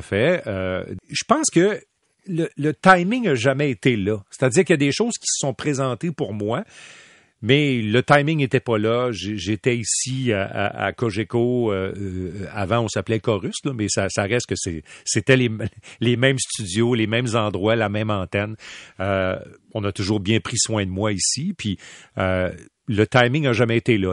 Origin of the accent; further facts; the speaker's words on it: Quebec City, Quebec, Canada; j'ai grandi à Québec